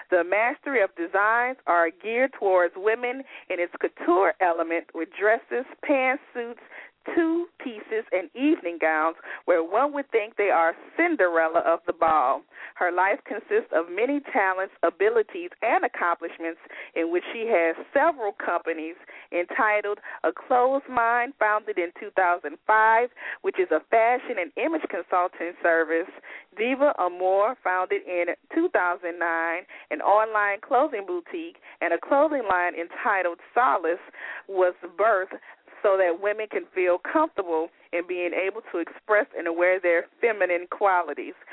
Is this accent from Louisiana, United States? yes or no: yes; Baton Rouge, Louisiana, United States; Well, I'm excited to hear you doing things in Baton Rouge. You know, that's my hometown.